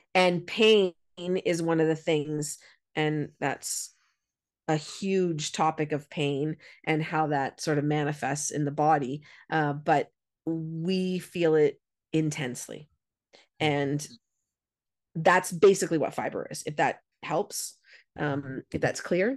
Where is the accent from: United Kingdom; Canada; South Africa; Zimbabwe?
Canada; I'm a Canadian and we've got lots of snow